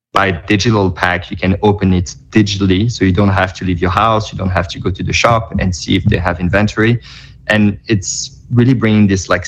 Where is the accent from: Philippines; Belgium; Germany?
Belgium; now in New York, United States; I live in New York, but I was in Belgium. I'm from Belgium. I was in Belgium during that time visiting family